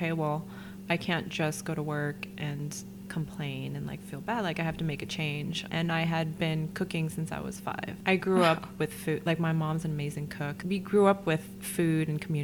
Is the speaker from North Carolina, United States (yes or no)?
no; Saratoga, California, United States; also born or lived in San Jose, California / France; now in San Francisco, United States; I was born in San Jose, raised in Saratoga.